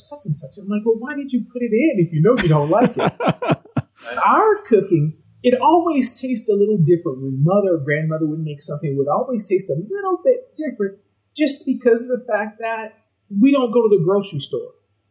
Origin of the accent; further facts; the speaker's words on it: Louisiana, United States; growing up in Louisiana, you grow up at the kitchen table